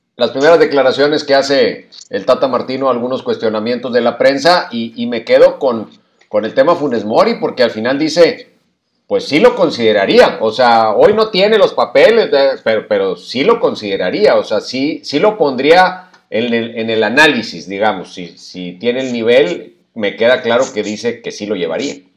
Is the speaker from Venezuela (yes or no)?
no; Mexico